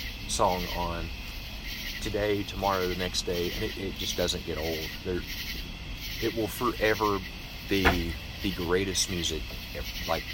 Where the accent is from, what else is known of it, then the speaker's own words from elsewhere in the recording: Johnson City, Tennessee, United States; we're here in East Tennessee, Johnson City, and you know, I grew up here. I've been here all my entire life